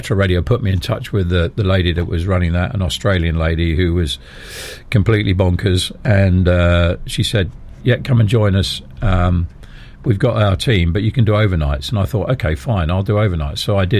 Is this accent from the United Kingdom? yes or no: yes; Dunstable, East of England, United Kingdom; moved away as an adult; also born or lived in Chiswick, London / Sheffield; I was born in Chiswick in London, adopted, right, and end up moving to a place near Luton called Dunstable.